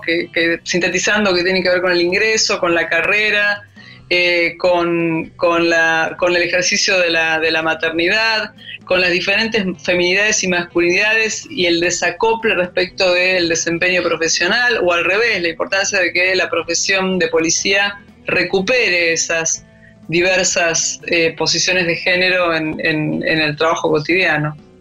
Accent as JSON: {"language": "Spanish", "country": "Argentina", "said": "como soy antropóloga y, argentina"}